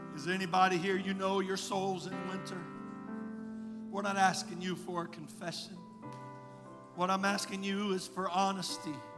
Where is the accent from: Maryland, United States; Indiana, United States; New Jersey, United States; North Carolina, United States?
Indiana, United States; moved away; I was raised in Indiana